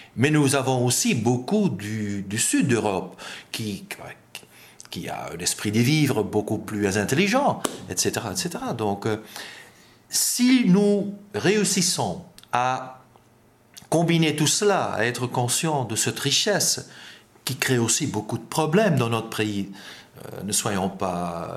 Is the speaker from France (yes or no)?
no; Flanders, Belgium; first language Dutch; French is a second language; en tant que belge